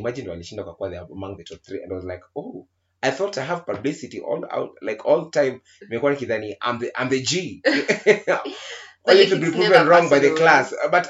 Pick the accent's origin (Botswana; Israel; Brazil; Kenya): Kenya; Nairobi; we are from Nairobi